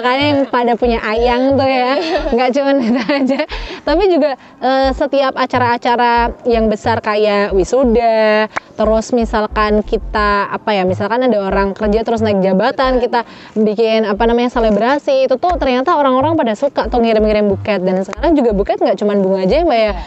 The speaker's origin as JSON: {"language": "Indonesian", "town": "Tegal", "region": "Central Java", "country": "Indonesia", "said": "kita orang Jawa Tengah, khusus khususnya Tegal"}